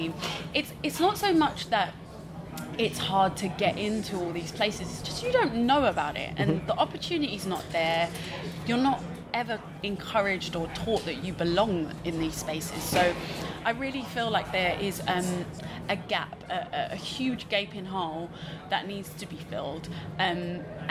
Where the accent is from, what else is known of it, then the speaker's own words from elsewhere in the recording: London, United Kingdom; I'm from East London, so not only are we in East London